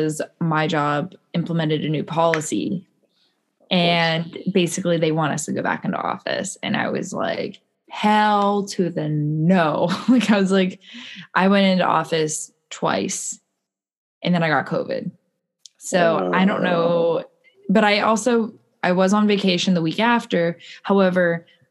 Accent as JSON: {"language": "English", "country": "United States", "said": "I'm American"}